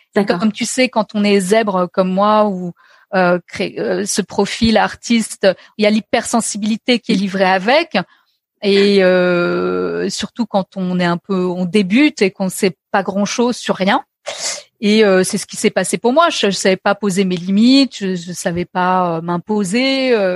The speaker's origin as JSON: {"language": "French", "town": "Paris", "region": "Île-de-France", "country": "France", "tie": "born or raised there", "said": "j'ai, grandi à Paris. Donc, tu vois, je suis une, Parisienne pure souche"}